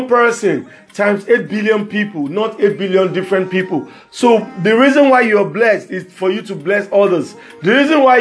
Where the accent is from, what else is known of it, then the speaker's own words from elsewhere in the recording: Nigeria; as Nigerian youth